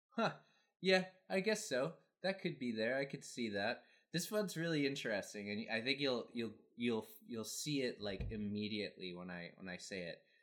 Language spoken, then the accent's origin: English; Canada; also born or lived in Asia; I'm from Canada and living in Canada